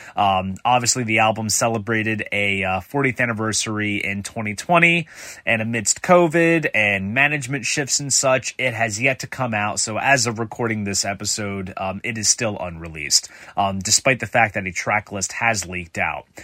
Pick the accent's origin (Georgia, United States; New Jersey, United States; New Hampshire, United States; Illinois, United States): New Jersey, United States; my home state of New Jersey